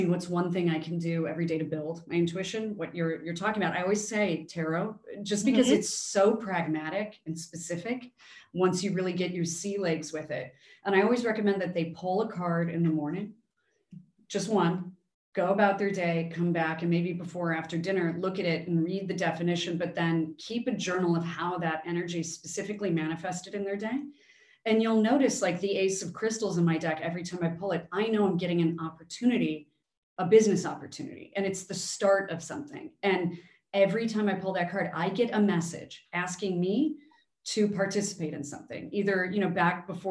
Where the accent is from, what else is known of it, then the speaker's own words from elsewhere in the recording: Chicago, Illinois, United States; growing up in Chicago